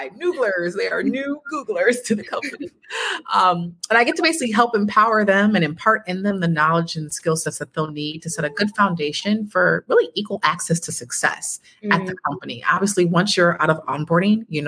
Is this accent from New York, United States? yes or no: yes; Buffalo, New York, United States; I was born and raised in Buffalo, New York